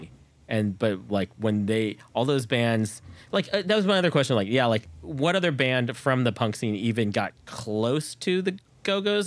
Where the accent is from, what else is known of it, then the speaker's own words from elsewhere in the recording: Bay Area, California, United States; I grew up in the Bay Area too